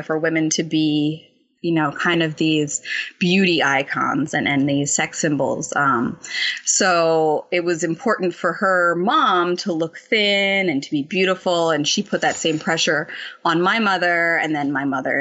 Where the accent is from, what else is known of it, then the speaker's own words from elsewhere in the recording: New Jersey, United States; born and raised in New Jersey